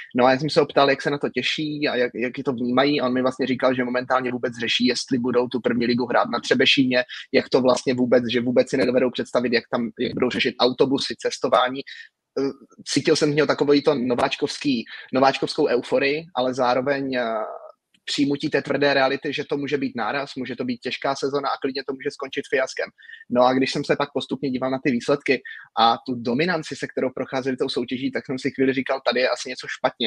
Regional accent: Moravia, Czechia; pro mě jako uh, moravského rodáka

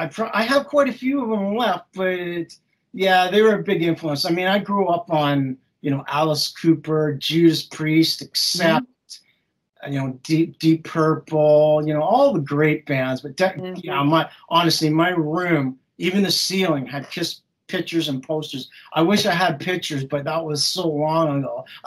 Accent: England, United Kingdom; also born or lived in Canada; I'm originally from England. I lived in Canada for many years, but I would always come to England and visit castles.

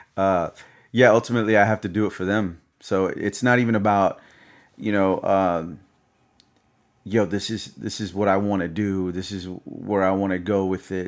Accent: the South, United States; I'm from the South

